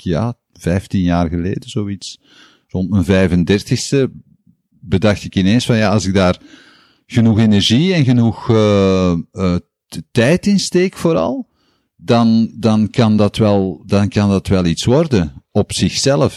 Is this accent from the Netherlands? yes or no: no; Antwerp, Flanders, Belgium; also born or lived in Tongeren; In Antwerpen ben ik opgegroeid. Ik ben geboren in Tongeren. maar ik heb daar nooit gewoond